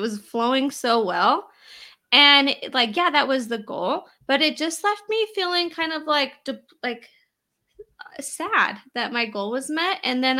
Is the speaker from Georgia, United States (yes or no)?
no; Utah, United States; And for anyone who's listening that doesn't know, I'm from Utah, little Utah over here.